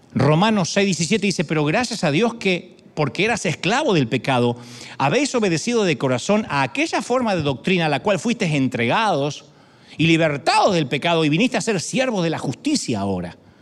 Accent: Argentina; moved away; also born or lived in Buenos Aires; Yo soy argentino

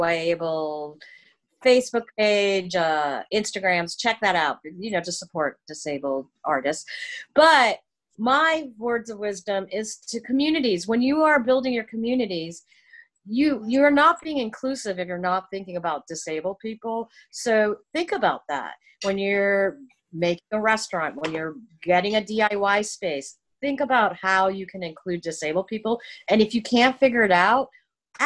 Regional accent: Miami, Florida, United States; I'm from Miami.

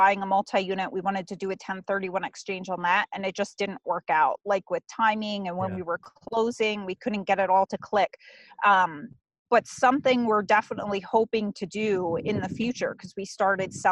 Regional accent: Pennsylvania, United States; I'm from Pennsylvania originally. Well, that's where I live full time

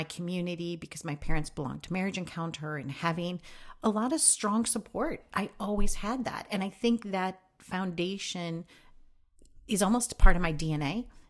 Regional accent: Midwest, United States; Well, I am the oldest of three kids, and growing up in the Midwest is interesting.

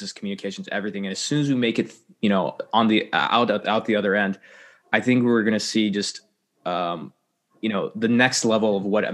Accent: United States; being an American

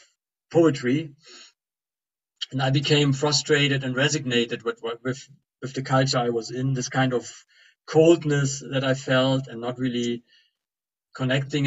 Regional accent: East Germany, Germany; I grew up in East Germany

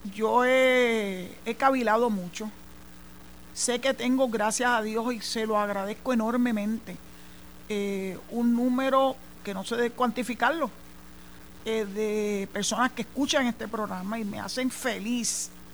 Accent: San Juan, Puerto Rico; moved away as an adult; now in Boquerón, Puerto Rico; yo soy nacida y criada en San Juan

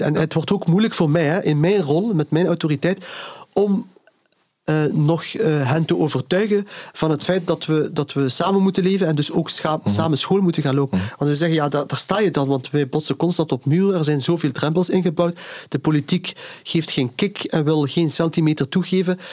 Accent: Ghent, Flanders, Belgium; ik ben hier geboren en, en getogen. ik ben ook fier op mijn stad. Ik voel mij ook op en top Gentenaar

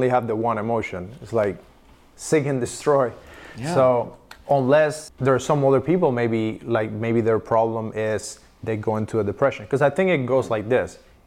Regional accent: Cuba; moved away as an adult; now in United States; I grew up in Cuba, came to America. So when I was 21

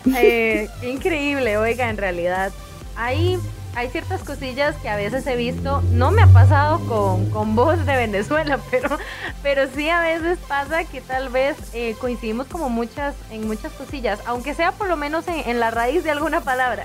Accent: Costa Rica; acá en mi pueblo en Zampa se usa mucho.

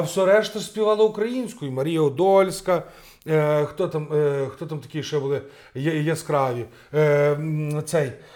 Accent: Rivne Oblast, Ukraine; я з Рівненської області

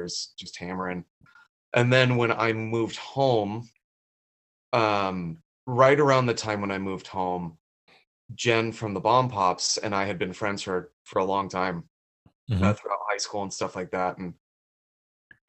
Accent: Carlsbad, California, United States; also born or lived in Boulder, Colorado; we moved out here when I was 8

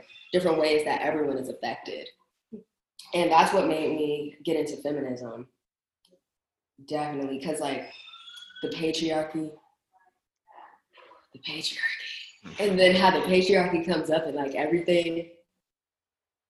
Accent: Waldorf, Maryland, United States; I'm from Waldorf

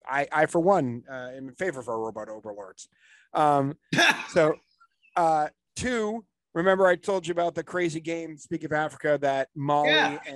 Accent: Canada; the reason I'm clearly Canadian, I've said that Canada was going to qualify for the World Cup the whole way through.

